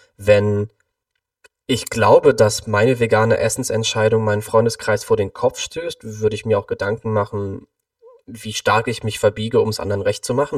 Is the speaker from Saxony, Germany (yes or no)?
no; Cologne, North Rhine-Westphalia, Germany; Ich komme aus Köln, bin aktuell 29 Jahre alt